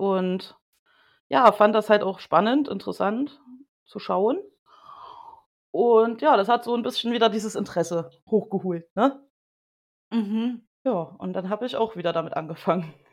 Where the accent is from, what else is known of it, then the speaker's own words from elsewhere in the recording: Thuringia, Germany; ich komme aus Thüringen